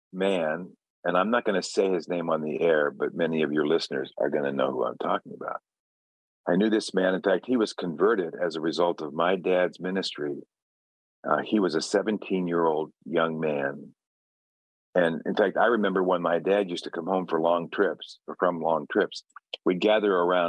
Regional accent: Chicago, Illinois, United States; I grew up in Chicago

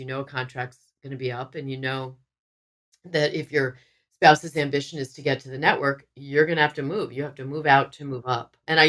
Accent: New York, United States; my first thought being a New Yorker was, oh my God, I didn't know there were subways in San Francisco.

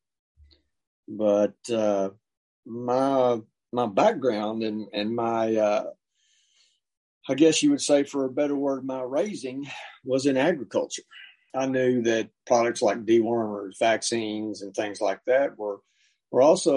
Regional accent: Western Kentucky, United States; I grew up in Western Kentucky, which is pretty much a rural part of the state.

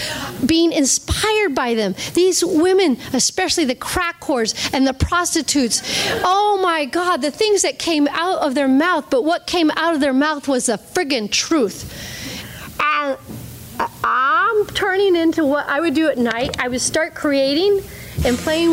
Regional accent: Ohio, United States; moved away as an adult; also born or lived in Santa Fe, New Mexico / Los Angeles; I was from Ohio

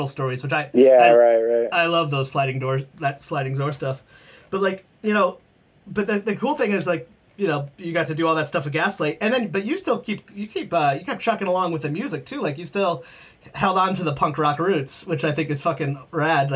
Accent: Connecticut, United States; I grew up in Connecticut and that, like, that punk scene

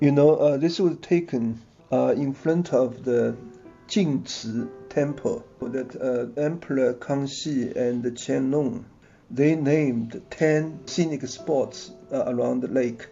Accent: Hangzhou, Zhejiang, China; I was born in Hangzhou in the 1950s

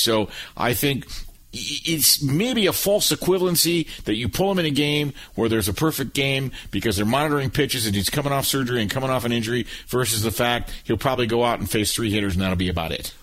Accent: Michigan, United States; we're both from Michigan.

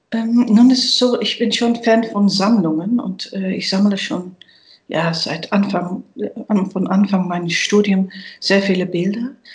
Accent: Netherlands; German is a second language; moved away; Ich bin gebürtige Niederländerin.

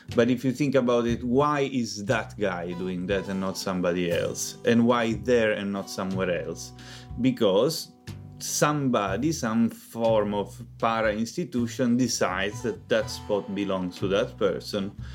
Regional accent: Palermo, Sicily, Italy; I'm from Palermo, which is the, the biggest city in Sicily.

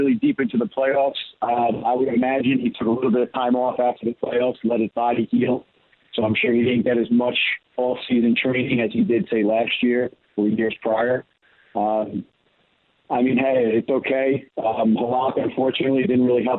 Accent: Baldwin, New York, United States; I grew up on Long Island. My dad raised me here on Long Island in Baldwin

